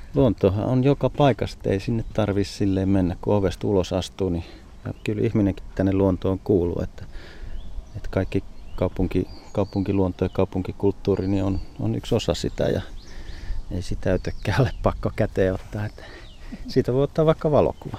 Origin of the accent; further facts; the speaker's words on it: Savonia, Finland; moved away; jossain Savossa, mistä olin kotoisin